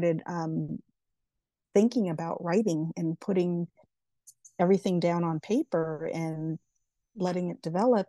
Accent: Las Vegas, Nevada, United States; I am originally from Las Vegas. I'm turning 48 next week, a middle child, Capricorn Aquarius cusp baby, and former military brat.

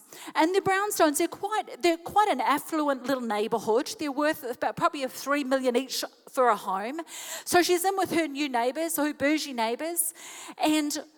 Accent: New Zealand; moved away as an adult; now in Chattanooga, United States; my husband and I, we're from New Zealand

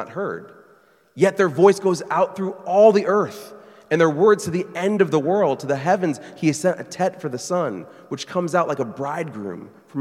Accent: Burlington, Iowa, United States; moved away as an adult; Burlington, Iowa, my hometown.

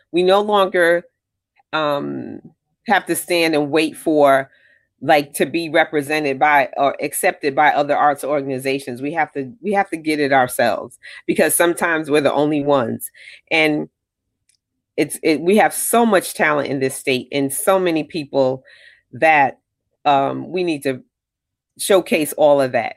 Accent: Connecticut, United States; I'm from Connecticut

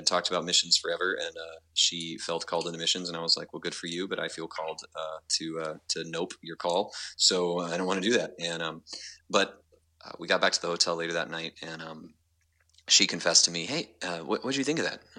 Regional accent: Panama City Beach, Florida, United States; I was born and raised in Panama City Beach, Florida

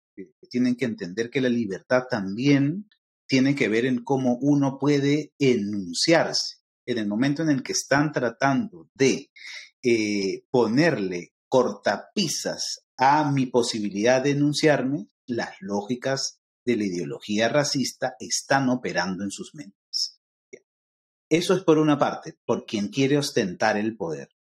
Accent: Peru; yo soy peruano y soy afroperuano a la misma vez

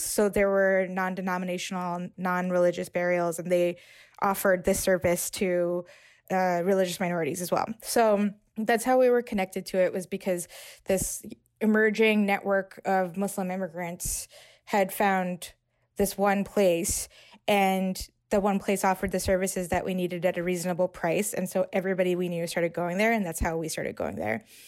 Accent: New York, United States; I'm thirty-three, I grew up in New York

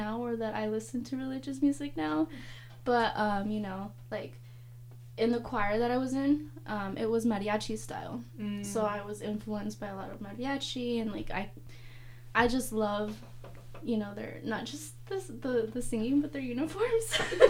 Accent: San Diego, California, United States; I grew up in Southeast San Diego, like, the hood area

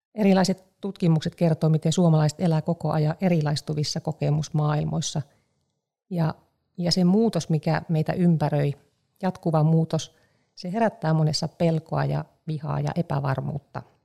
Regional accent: Eastern Finland, Finland; mä olen paljasjalkainen itäsuomalainen

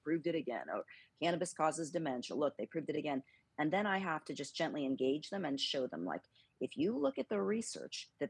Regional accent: Northern California, United States; now in Texas, United States; I grew up in Northern California on an army base just north of San Francisco

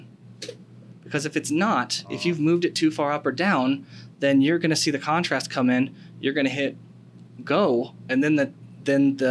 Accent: United States; I'm an American

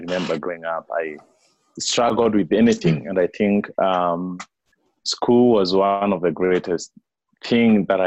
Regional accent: Kenya; I was born and raised in Kenya, right at the foothills of Mount Kenya.

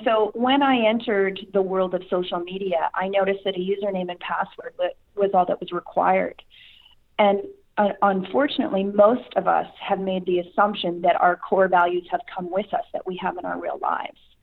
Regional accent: Saskatchewan, Canada; I'm from Canada, but okay. specifically province of Saskatchewan

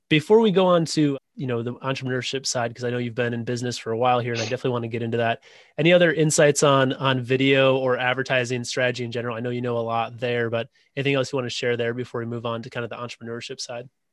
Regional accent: Wisconsin, United States; now in Illinois, United States; I live in Illinois now, but uh, Wisconsin is my home state.

